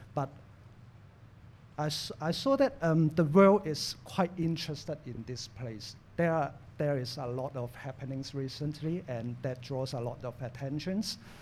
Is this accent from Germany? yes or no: no; Hong Kong; I'm born in Hong Kong, raised in Hong Kong, educated in Hong Kong, and work in Hong Kong